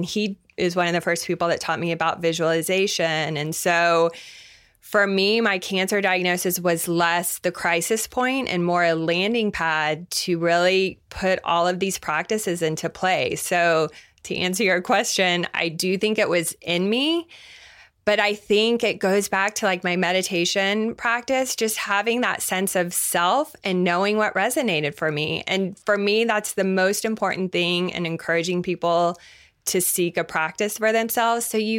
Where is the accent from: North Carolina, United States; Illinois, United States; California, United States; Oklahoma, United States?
Oklahoma, United States; Tulsa; so I grew up in Tulsa, Oklahoma, and I'm Jewish, and there were 5 Jewish people in my high school.